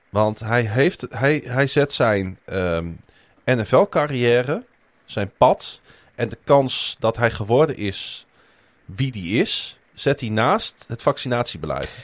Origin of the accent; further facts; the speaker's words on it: Groningen, Netherlands; ik ben natuurlijk geboren en getogen in Groningen